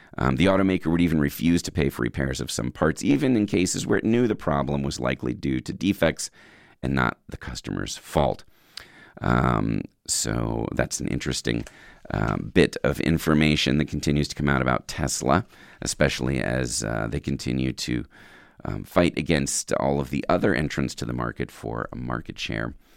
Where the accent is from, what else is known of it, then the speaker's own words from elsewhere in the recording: Virginia, United States; now in California, United States; my home state. Number ten, Virginia Beach, Virginia.